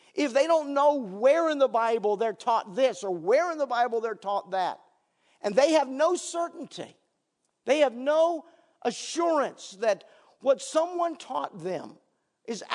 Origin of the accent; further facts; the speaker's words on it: Northern Virginia, United States; moved away as an adult; also born or lived in Canada; I was born and raised in Virginia on a gravel road here in Northern Virginia, back when Guinea Road was a gravel road